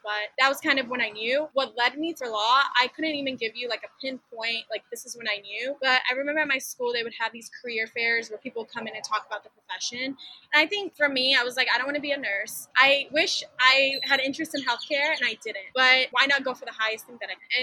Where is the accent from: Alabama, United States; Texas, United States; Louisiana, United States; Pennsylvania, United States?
Texas, United States; Jacksboro; moved away as an adult; also born or lived in Dallas, Texas / Austin, Texas; now in Houston, United States; I was actually born in Dallas, but I went to school in a really small town called Jacksboro. So I am a country girl at heart